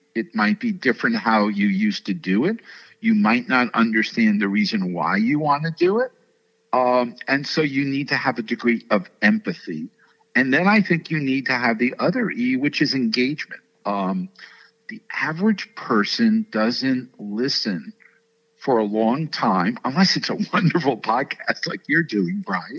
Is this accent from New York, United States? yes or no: yes; New York City, New York, United States; I grew up in New York City. I went to Stuyvesant High School